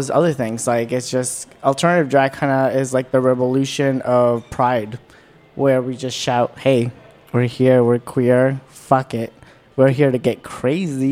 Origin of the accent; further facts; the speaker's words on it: Falls Church, Virginia, United States; also born or lived in Peru / Washington, D.C.; I'm actually from Falls Church, Virginia. Just a little Latin boy. I was actually born here, but then I was raised in Peru.